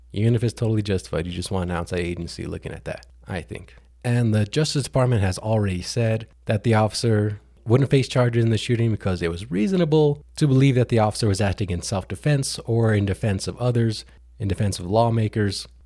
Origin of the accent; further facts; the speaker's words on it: New Mexico, United States; coming to New Mexico, my home state